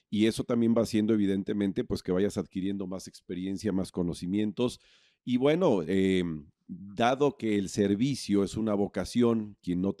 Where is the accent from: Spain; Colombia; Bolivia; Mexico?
Mexico; Puebla; born there; now in Cancún, Mexico; si bien nací en Puebla, pero encontré mi vocación al llegar a Cancún en 1984.